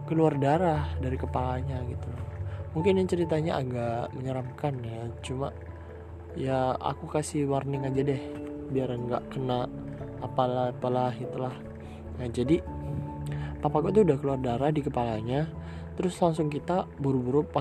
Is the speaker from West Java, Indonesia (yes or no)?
yes; Bekasi, West Java, Indonesia; Aku lahir di mana? Lahirnya di Bekasi tanggal 23 November 2004.